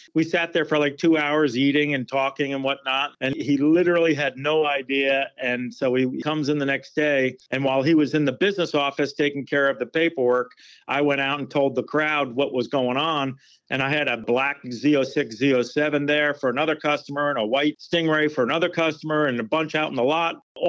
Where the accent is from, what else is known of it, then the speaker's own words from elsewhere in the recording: New Jersey, United States; now in Maryland, United States; because I'm from New Jersey.